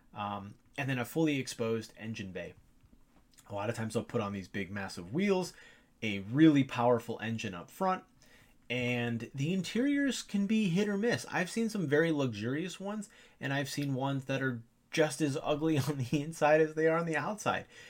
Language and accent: English; Ohio, United States; I'm from Ohio